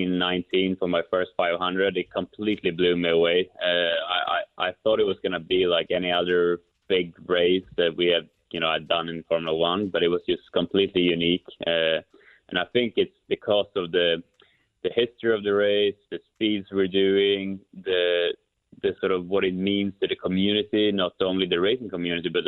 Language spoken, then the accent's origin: English; Kumla, Örebro County, Sweden; moved away; my hometown of Kumla, Sweden